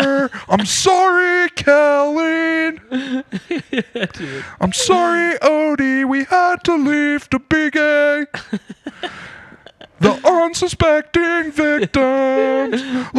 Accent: Colorado, United States; I'm from Colorado.

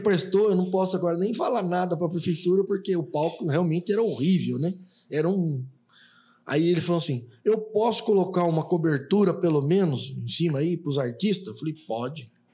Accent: Bauru, São Paulo, Brazil; moved away as an adult; now in Três Lagoas, Brazil; Eu, eu, sou um bauruense, né? Eu sou de Bauru

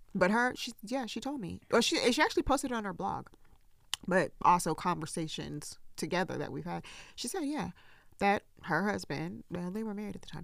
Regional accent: the South, United States; I grew up in the South

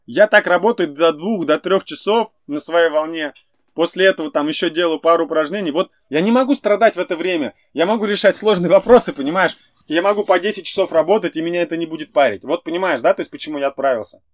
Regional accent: Ufa, Bashkortostan, Russia; moved away as an adult; now in United States; я из Уфы

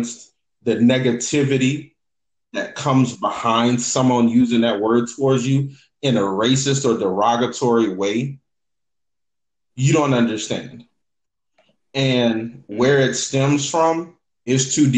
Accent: New Orleans, Louisiana, United States; growing up in a city and growing up in New Orleans

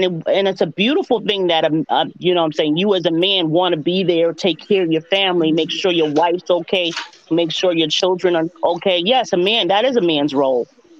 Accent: Jamaica; because we're strong Jamaican women, and that's all you've seen.

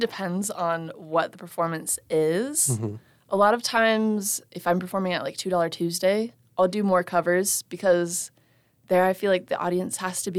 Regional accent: Las Vegas, Nevada, United States; You know, I'm from Vegas

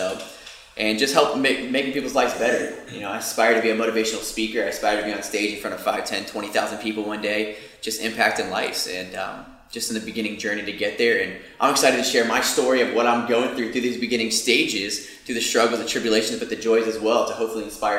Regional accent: Sarasota, Florida, United States; also born or lived in Tampa, Florida / Boca Raton, Florida; I was born in Tampa. I grew up in Sarasota, Bradenton. Went to school at Florida Atlantic University in Boca Raton.

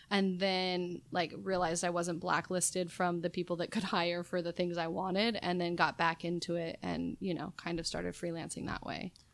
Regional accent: Las Vegas, Nevada, United States; moved away as an adult; also born or lived in Sacramento, California / New York; I was born and raised in Las Vegas

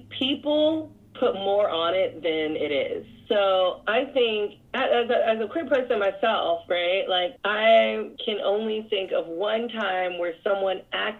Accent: Northern California, United States; moved away; I'm from California. I'm from Northern California.

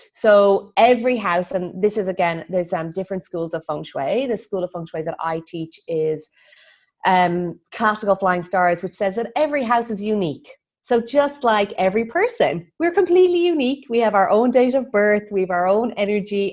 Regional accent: Ireland; moved away as an adult; also born or lived in Bali; I'm Irish.

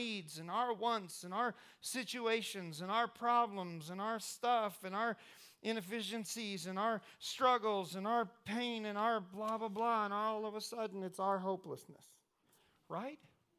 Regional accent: Indiana, United States; I don't know if you know this or not, but I'm from Indiana.

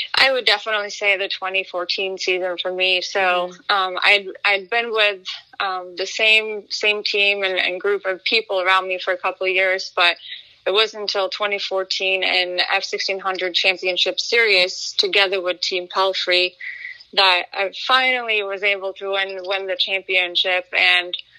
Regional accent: Norway; I grew up in Norway. I'm, I'm, half Swedish, half Norwegian.

